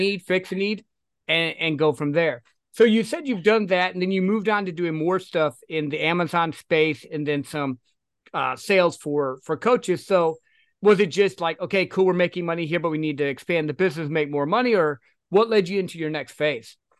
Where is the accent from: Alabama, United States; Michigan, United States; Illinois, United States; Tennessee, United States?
Michigan, United States; now in Texas, United States; I'm originally from Michigan, though. So, like, I'm used to the snow.